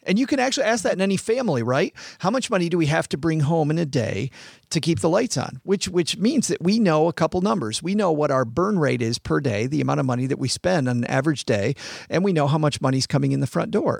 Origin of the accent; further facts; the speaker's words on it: West Michigan, United States; I grew up in West Michigan, which is farm country